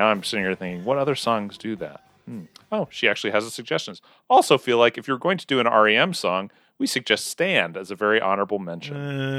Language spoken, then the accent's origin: English; Weatherford, Oklahoma, United States